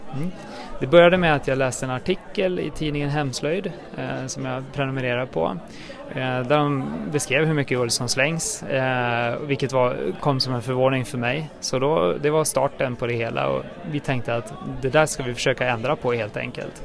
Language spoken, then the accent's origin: Swedish; outside Enköping, Uppsala County, Sweden; utanför Enköping, då, där jag är uppvuxen.